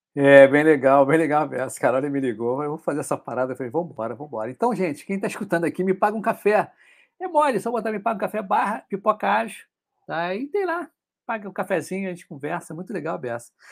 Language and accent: Portuguese; Rio de Janeiro, Brazil